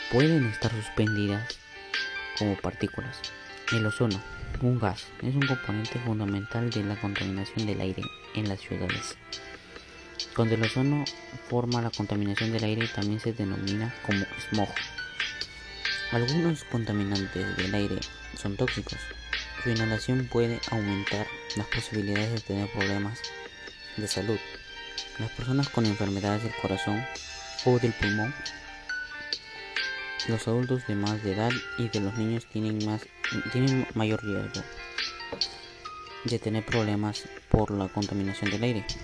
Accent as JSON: {"language": "Spanish", "town": "Villa El Salvador", "region": "Lima", "country": "Peru", "said": "Soy de Villa El Salvador de Lima, Perú y tengo 15"}